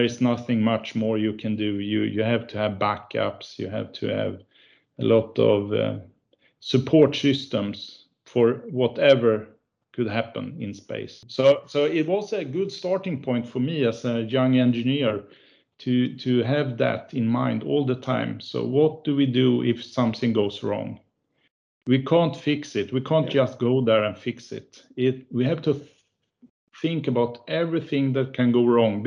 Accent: Örebro, Örebro County, Sweden; We have Epiroc in my hometown. I was born here in Örebro, is the town.

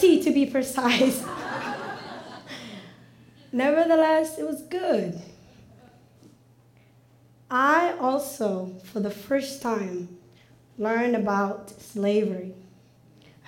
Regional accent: Mogadishu, Banaadir, Somalia; now in United States; Growing up in Mogadishu, in a large family

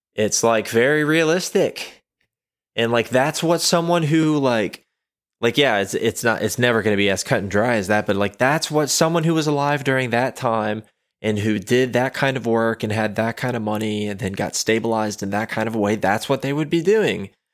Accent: United States; I am an American

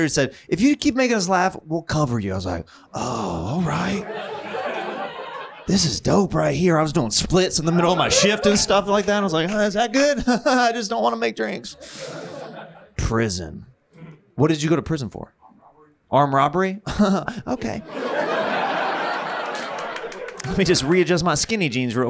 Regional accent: Kansas, United States; I grew up very religious, and I grew up in Kansas

